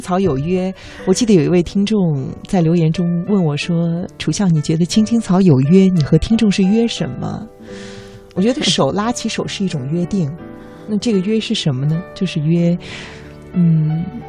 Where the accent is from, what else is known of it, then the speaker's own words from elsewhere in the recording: Xuzhou, Jiangsu, China; moved away as an adult; now in Beijing, China; 我的家乡江苏徐州呢，也是深深地欢迎你